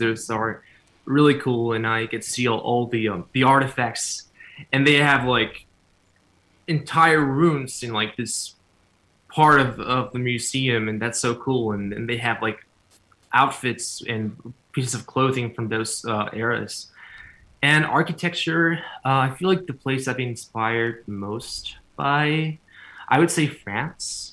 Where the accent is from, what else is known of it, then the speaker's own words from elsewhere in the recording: Cancún, Quintana Roo, Mexico; English is a second language; now in United States; I was born in Cancun, Mexico